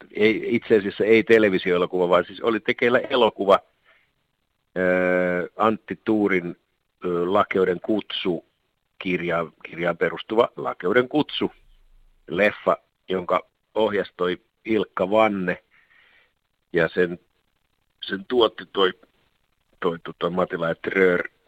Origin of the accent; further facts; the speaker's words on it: Alavus, South Ostrobothnia, Finland; nyt ollaan kumpikin alavuudelta kotoisin